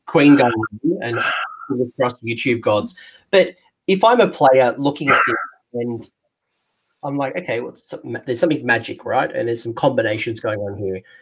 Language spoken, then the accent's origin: English; Australia; being Australian, who is essentially half American, half English